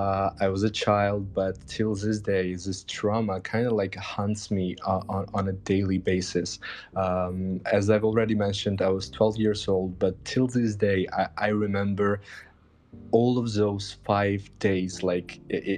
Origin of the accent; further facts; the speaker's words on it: Georgia; I'm from Georgia. I'm 25 years old